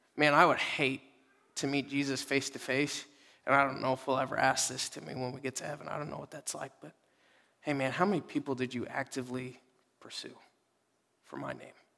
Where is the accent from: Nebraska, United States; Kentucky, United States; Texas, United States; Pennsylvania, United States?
Texas, United States; Dallas; moved away; I'm from Dallas